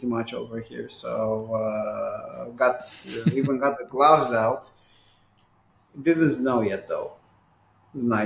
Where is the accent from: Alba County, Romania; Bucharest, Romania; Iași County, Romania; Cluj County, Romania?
Bucharest, Romania; growing up in Bucharest